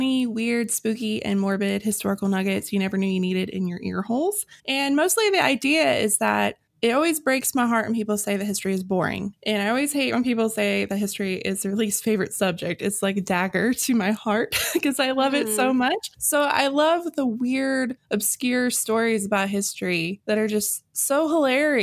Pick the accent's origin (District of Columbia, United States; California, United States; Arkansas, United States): Arkansas, United States; I'm from Arkansas and I have a psychology degree from Arkansas